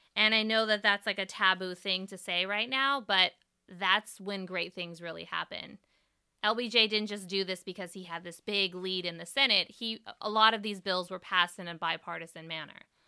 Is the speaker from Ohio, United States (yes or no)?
no; East Bay, California, United States; right over the Bay Bridge from where I grew up